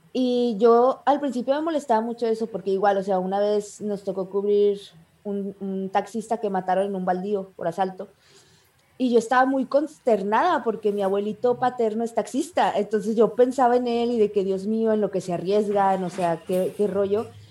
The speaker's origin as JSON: {"language": "Spanish", "country": "Mexico", "said": "soy una chica de México, de un pueblito de Mazaltillo"}